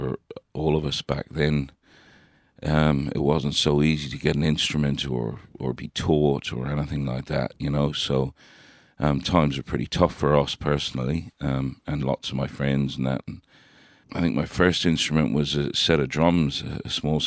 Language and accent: English; County Sligo, Connacht, Ireland; now in Christchurch, New Zealand; I grew up in Ireland, in the northwest of Ireland, in the country, in County Sligo